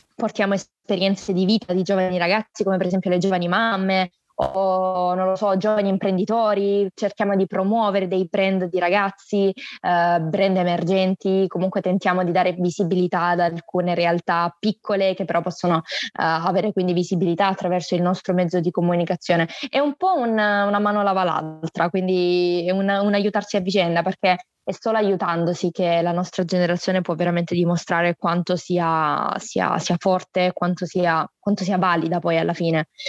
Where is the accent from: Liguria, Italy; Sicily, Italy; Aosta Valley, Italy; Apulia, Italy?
Apulia, Italy; Salento, province of Lecce; also born or lived in Varese, Lombardy; Sono nata a Varese, in Lombardia, ma poi per eh, via del lavoro del mio papà ci siamo trasferiti in Salento, eh, in provincia di Lecce, dove praticamente abito da quando ho due anni